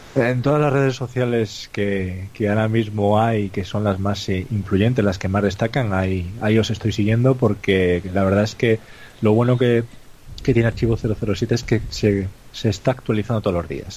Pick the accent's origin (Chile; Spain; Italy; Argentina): Spain; Cantabria; los que somos de Cantabria